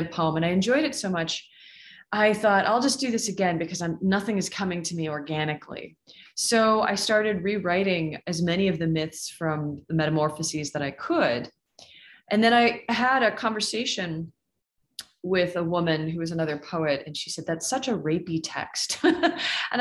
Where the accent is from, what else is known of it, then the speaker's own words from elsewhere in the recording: Seattle, Washington, United States; moved away as an adult; also born or lived in Michigan / Toronto; now in Utah, United States; I was born and raised in Seattle